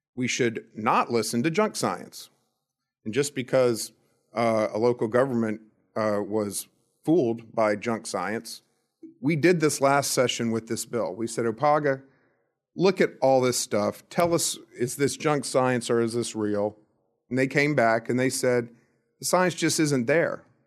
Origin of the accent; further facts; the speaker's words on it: Florida, United States; I grew up in Florida